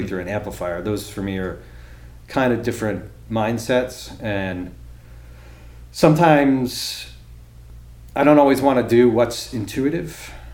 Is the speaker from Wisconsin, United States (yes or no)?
no; Massachusetts, United States; also born or lived in Baltimore; I grew up in Massachusetts